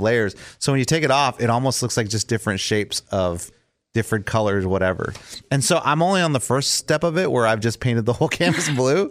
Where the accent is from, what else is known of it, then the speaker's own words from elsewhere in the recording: South Texas, United States; moved away; I grew up in South Texas